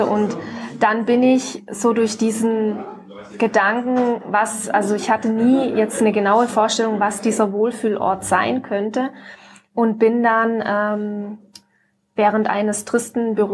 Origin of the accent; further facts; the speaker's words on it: Ravensburg, Baden-Württemberg, Germany; Ravensburg ist meine Heimatstadt, Konstanz ja. ist die Heimatstadt von Björn